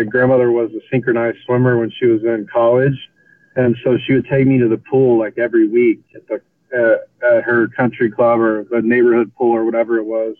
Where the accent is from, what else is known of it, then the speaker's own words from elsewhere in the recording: Corpus Christi, Texas, United States; also born or lived in Longview, Texas / South Padre Island, Texas; I quickly moved to Corpus Christi, Texas, so down on North Padre Island, in very south of Texas